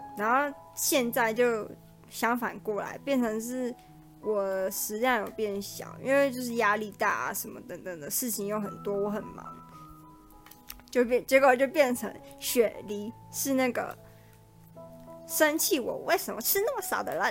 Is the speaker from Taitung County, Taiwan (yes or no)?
no; Taipei, Taiwan; 我就是台北人，我的朋友都在台北